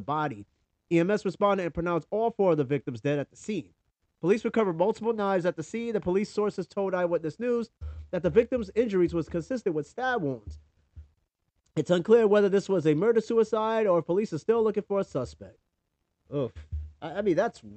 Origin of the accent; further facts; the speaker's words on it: New York, United States; moved away as an adult; now in Tennessee, United States; I'm from New York